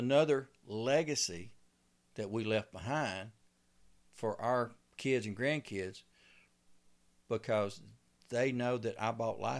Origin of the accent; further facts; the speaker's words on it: Louisiana, United States; now in Texas, United States; Because when I come from Louisiana, there was no, you didn't pay to hunt on a lease.